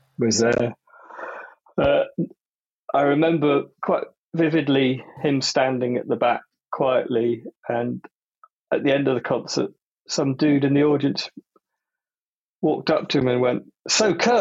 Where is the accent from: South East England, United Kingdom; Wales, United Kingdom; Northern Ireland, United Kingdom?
Wales, United Kingdom; Newport; I come from Newport, which I think is the Welshest town in Wales